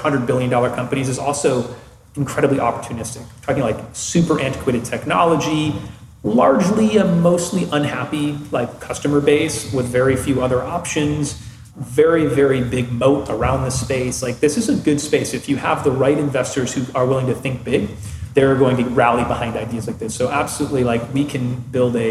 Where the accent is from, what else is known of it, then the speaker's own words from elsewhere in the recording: Midwest, United States; I'm from the Midwest.